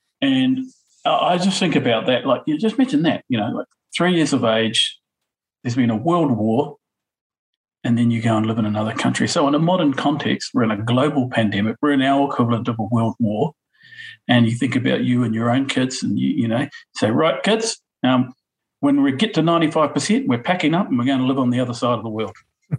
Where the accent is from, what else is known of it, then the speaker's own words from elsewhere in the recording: Auckland, New Zealand; I was brought up in Kelston. I left home at 26, moved from Kelston to Te Aritu. Mm. It's a distance of 3 kilometres, you know.